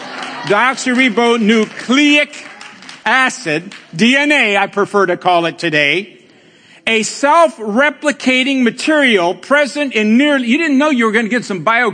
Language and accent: English; Colombia; now in Cleveland, United States; as we say in Colombia